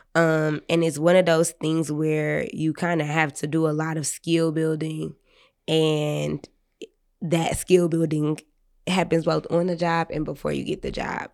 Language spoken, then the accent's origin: English; Detroit, Michigan, United States; I'm from the West Side